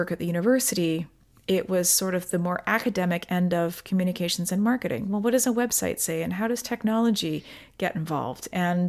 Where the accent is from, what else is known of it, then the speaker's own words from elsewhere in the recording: Delta, British Columbia, Canada; So basically I grew up in Delta, BC. I went to university in Victoria.